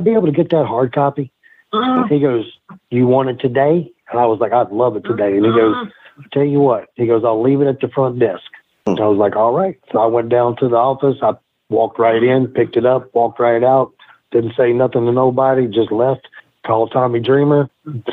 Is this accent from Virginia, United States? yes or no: yes; Virginia, United States; I grew up on a farm in the mountains of Virginia.